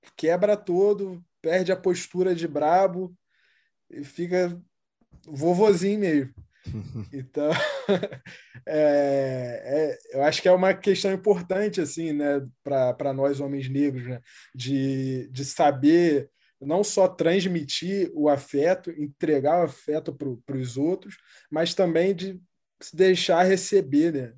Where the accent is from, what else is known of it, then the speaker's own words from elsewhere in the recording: Rio de Janeiro, Brazil; eu cresci no, no Morro do Jacarezinho, aqui na zona norte do Rio